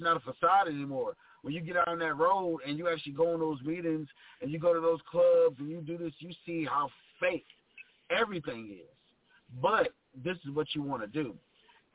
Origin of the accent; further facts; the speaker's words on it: Rocky Mount, North Carolina, United States; I'm from Rocky Mount, North Carolina